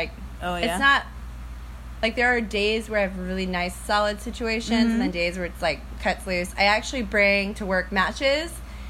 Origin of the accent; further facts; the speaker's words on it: United States; I'm like American.